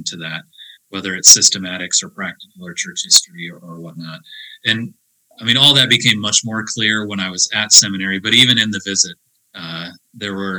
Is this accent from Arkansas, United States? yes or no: no; Beaver Dam, Michigan, United States; moved away as an adult; also born or lived in Escondido, California / Coopersville, Michigan; now in Manhattan, Montana, United States; I grew up in Beaver Dam, Michigan, at Beaver Dam CRC